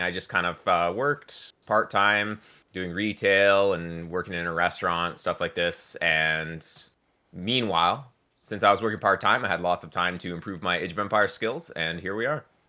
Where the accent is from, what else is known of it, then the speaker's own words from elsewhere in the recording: Victoria, British Columbia, Canada; also born or lived in Burnaby; I moved here when I was, like, six months old. So, yeah, I've been here pretty much my entire life